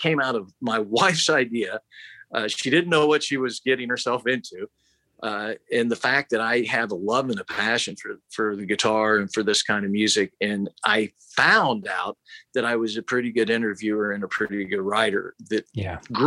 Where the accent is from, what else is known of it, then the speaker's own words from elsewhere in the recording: Kansas, Arkansas City, United States; I'd usually say I was from Wichita because I knew I say Arch City, Kansas